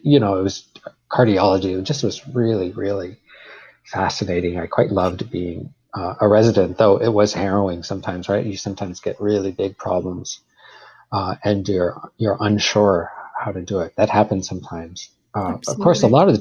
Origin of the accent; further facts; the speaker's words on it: Vancouver, British Columbia, Canada; also born or lived in Calgary; I went to Vancouver, which I considered kind of my hometown. It's where I live since I was a teenager.